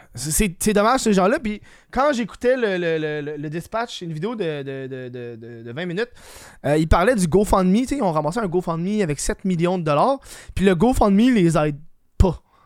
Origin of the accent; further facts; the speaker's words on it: Quebec, Canada; je suis québécois